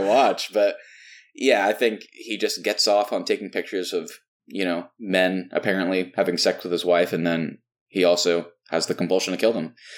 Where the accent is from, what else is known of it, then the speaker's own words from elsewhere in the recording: Texas, United States; all of us growing up in Texas